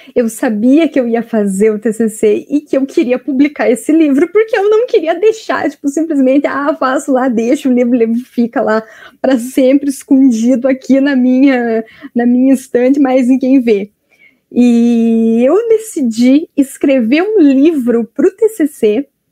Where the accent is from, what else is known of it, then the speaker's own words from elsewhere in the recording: Piraquara, Paraná, Brazil; eu sou do Paraná, de Curitiba, mas na verdade eu não sou bem de Curitiba, eu sou da região metropolitana.